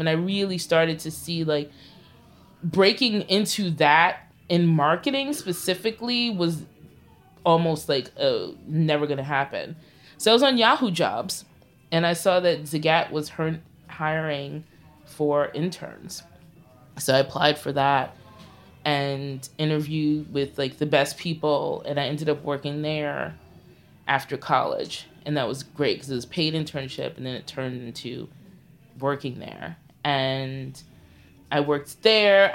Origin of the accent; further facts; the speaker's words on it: New York City, New York, United States; I'm a Crown Heights native. Like, I grew up on Bergen Street